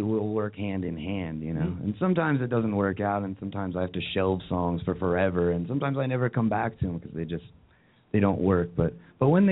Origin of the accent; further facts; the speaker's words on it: Phoenix, Arizona, United States; moved away as an adult; also born or lived in Chicago; I grew up in Phoenix